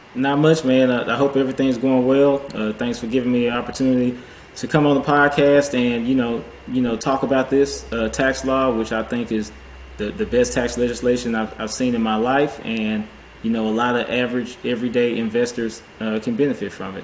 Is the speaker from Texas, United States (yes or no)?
yes; Houston, Texas, United States; I'm a CPA here, uh, based in Houston, born and raised in the Houston area